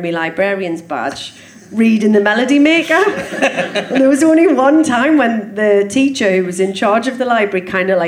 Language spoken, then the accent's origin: English; Sunderland, North East England, United Kingdom; Grew up opposite Barnes Park